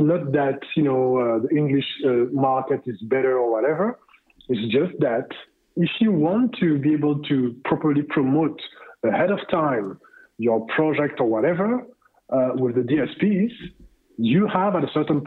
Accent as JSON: {"language": "English", "country": "Canada", "said": "as Canadian"}